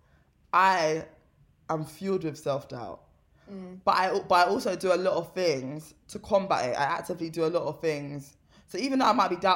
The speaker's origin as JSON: {"language": "English", "region": "London", "country": "United Kingdom", "said": "I'm also from South London"}